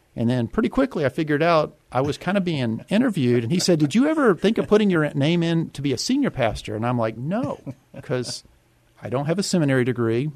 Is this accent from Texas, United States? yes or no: yes; Yoakum, Texas, United States; also born or lived in Houston, Texas; now in San Antonio, United States; she took me back to our little small town called Yoakum, Texas